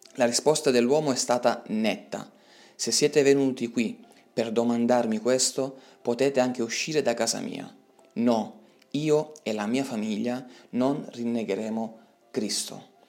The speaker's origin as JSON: {"language": "Italian", "country": "Italy", "said": "la libertà che abbiamo in Italia"}